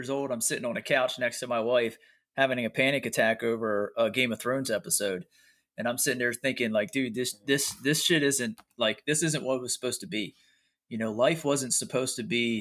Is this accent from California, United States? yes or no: no; York, Pennsylvania, United States; I'm from York, Pennsylvania